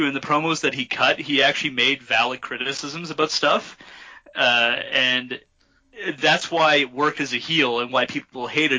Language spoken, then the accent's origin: English; Canada